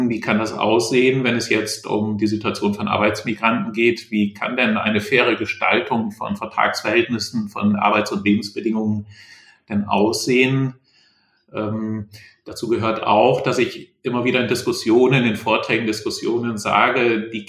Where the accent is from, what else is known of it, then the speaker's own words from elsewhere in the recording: Lower Saxony, Germany; Ich war eben im Oldenburger Land in meiner Heimat.